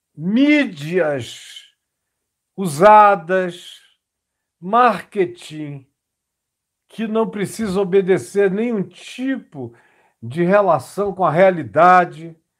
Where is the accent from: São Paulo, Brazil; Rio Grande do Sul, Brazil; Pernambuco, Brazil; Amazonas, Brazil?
Amazonas, Brazil; Manaus; no interior do Amazonas, onde eu fui criado, em Manaus